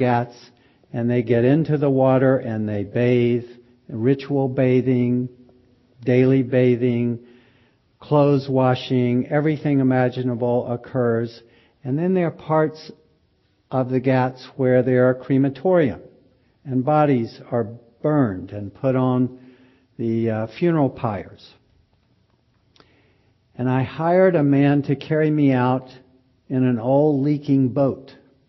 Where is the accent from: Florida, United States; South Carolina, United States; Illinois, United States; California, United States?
South Carolina, United States; Pickens County; moved away; I grew up in Pickens County, South Carolina